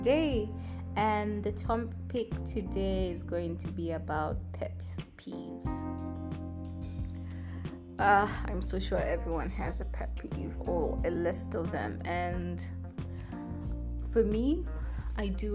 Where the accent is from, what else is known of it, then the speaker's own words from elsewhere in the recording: Tanzania; I am from Tanzania